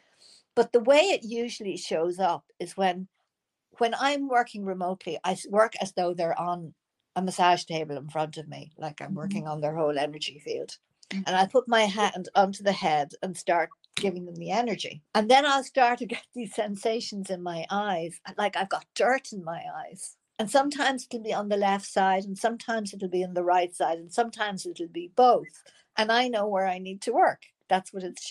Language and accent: English; Ireland; moved away as an adult; also born or lived in United States; I'm not living in the part of Ireland I knew before I came back from America. And I was 30 years in America.